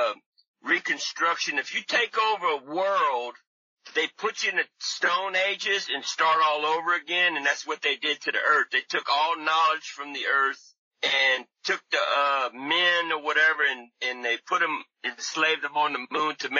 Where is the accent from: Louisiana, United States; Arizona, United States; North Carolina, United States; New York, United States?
Louisiana, United States; now in California, United States; I'm from Louisiana, but I moved to California to do research